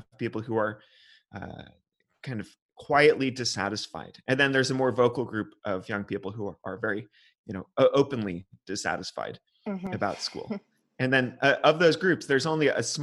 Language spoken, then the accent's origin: English; California, United States; now in Germany; California, where I'm from